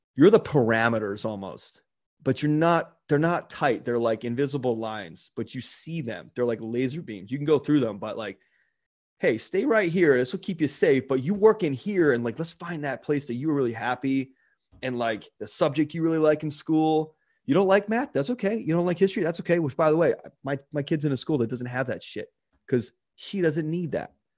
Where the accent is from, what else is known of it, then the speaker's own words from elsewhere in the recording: Baltimore, Maryland, United States; the town I grew up in in Baltimore